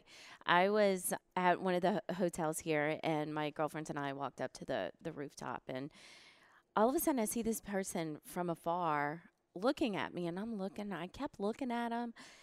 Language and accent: English; New Orleans, Louisiana, United States; moved away; also born or lived in Boston; I'm from New Orleans, so I was really far away from home